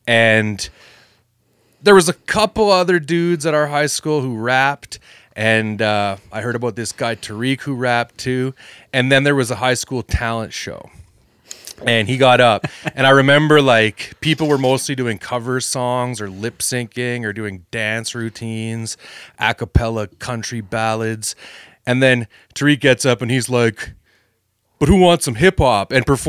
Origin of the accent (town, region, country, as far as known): Calgary, Alberta, Canada; born or raised there